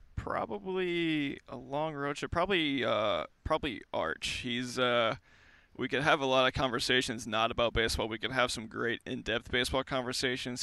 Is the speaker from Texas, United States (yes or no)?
no; outside St. Louis, Southern Illinois, United States; I grew up right outside of St. Louis, uh, right in Southern Illinois